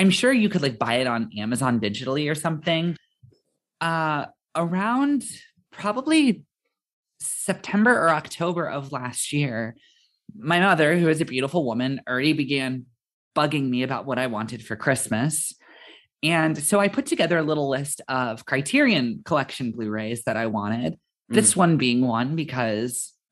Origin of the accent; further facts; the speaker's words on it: United States; being an American